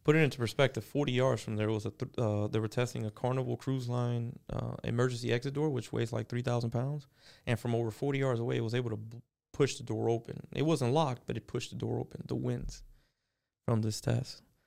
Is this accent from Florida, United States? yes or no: yes; Miami, Florida, United States; now in Southwest Florida, United States; born and raised in Miami, Florida. I moved to Southwest Florida when I was twenty